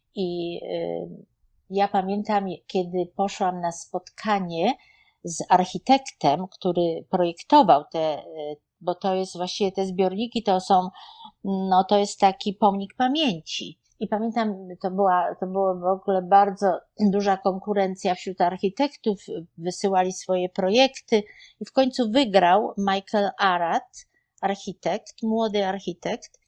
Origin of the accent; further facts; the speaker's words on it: Poland; moved away as an adult; also born or lived in Germany; now in New York, United States; wyjechaliśmy z Polski w 1987 roku ale byliśmy dwa lata w Niemczech